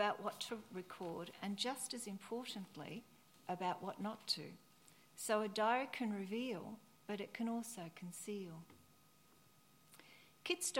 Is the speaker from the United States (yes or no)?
no; near the Yarra Ranges, Victoria, Australia; my hometown, near the Yuyang Ranges in Victoria